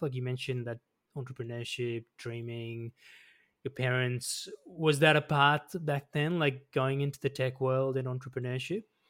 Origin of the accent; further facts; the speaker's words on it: Melbourne, Victoria, Australia; I grew up in Melbourne as well, so I grew up not far from Box Hill